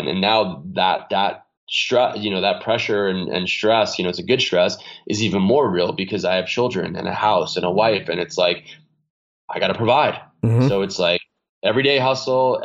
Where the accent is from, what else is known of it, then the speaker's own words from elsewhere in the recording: New York, United States; moved away; I'm a kid from New York